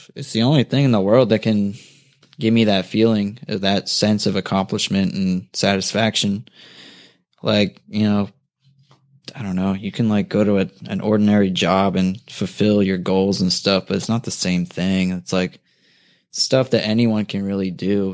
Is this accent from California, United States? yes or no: no; New Jersey, United States; now in Culver City, United States; I grew up in Jersey instead of Cali